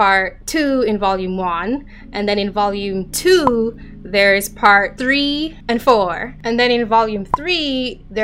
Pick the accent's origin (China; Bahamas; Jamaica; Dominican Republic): Jamaica; now in United States; I am Jamaican, so like what I learned growing up was primarily Caribbean history